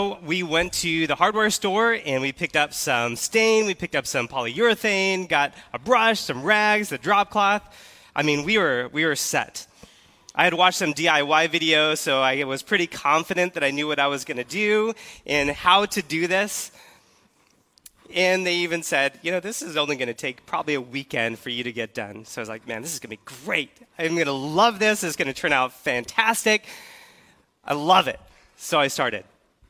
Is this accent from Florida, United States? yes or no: no; California, United States; In case you're not familiar with who I am … I came here from California, and I'm so excited to be here at Keystone.